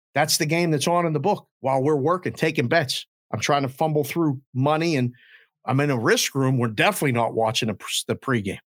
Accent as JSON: {"language": "English", "town": "Pittsburgh", "region": "Pennsylvania", "country": "United States", "tie": "born or raised there", "moved": "as an adult", "lives_now": "Las Vegas, United States", "said": "I'm, you know, born and raised in Pittsburgh"}